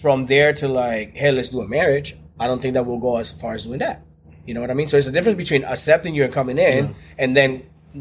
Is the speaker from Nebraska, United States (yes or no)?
no; New York, United States; I grew up in New York, and there was a lot of homosexual people around me all the time